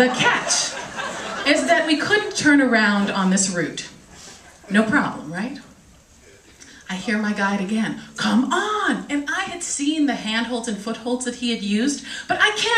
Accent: Washington, District of Columbia, United States; I'm from Washington, D.C.

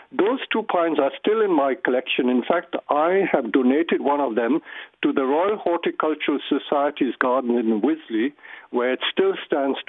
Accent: India; moved away; I grew up in India

